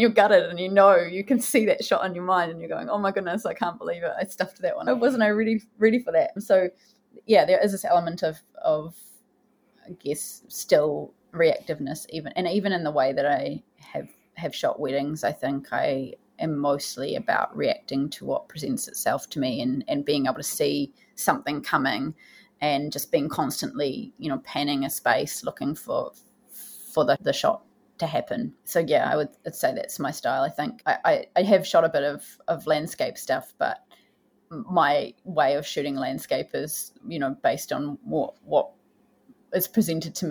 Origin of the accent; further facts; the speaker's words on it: Porirua, Wellington, New Zealand; also born or lived in Cannons Creek; I grew up in Porirua and I spent a lot of time in Cairns Creek as a young person